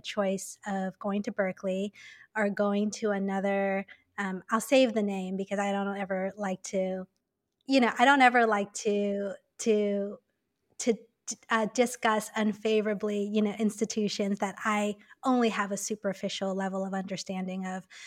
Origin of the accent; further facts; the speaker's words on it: Taipei, Taiwan; moved away as an adult; also born or lived in New York / Hong Kong; I was born and raised in Taipei